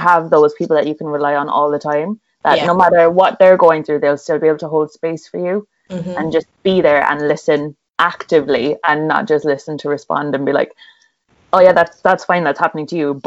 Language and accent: English; Cork, Munster, Ireland; I'm from Ireland. Cork, to be specific, which nobody has heard